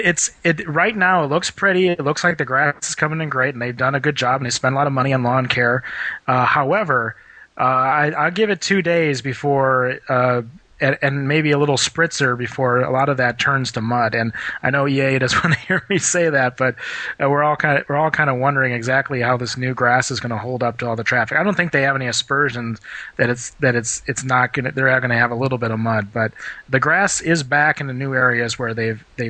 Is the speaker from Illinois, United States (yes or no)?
no; Madison, Wisconsin, United States; moved away as an adult; now in Rockford, United States; I'm in Madison, Wisconsin, my hometown